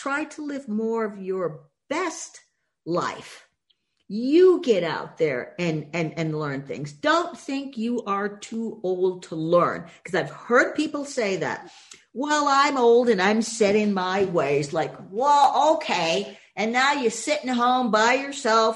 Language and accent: English; Boston, Massachusetts, United States; growing up in Boston